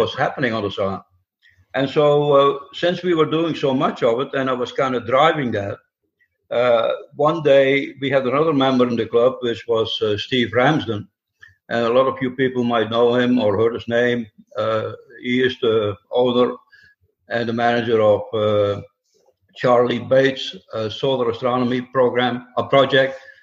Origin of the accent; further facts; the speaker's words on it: Netherlands; moved away as an adult; also born or lived in upstate New York; now in Atlanta, United States; I came to this country about 50 years ago, and uh, I come from the Netherlands